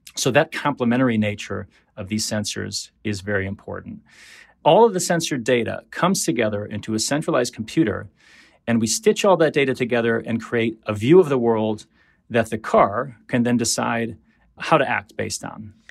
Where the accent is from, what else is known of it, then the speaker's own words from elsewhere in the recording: Detroit, Michigan, United States; When I was growing up in Detroit in the seventies